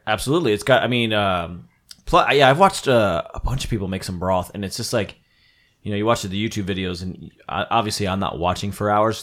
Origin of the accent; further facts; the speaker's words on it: New Jersey, United States; moved away; I'm coming from New Jersey